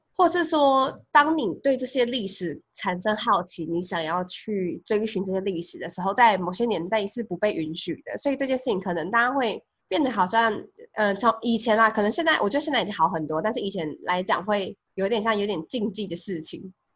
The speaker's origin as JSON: {"language": "Chinese", "country": "Taiwan", "tie": "born or raised there", "said": "我们在台湾长大"}